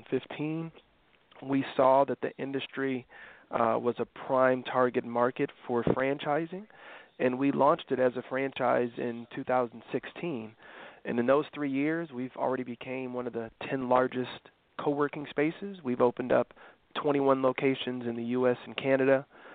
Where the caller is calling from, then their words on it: West Palm Beach, Florida, United States; I'm calling in from our world headquarters here in West Palm Beach, Florida.